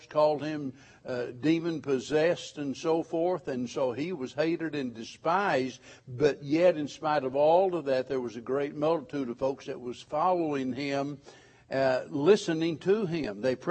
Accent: White River, the Ozarks, United States; I was raised on the White River up in the Ozarks

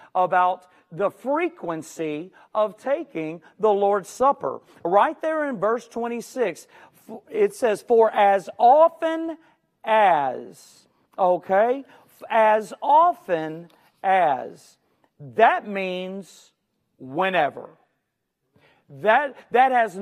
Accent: Houston, Texas, United States

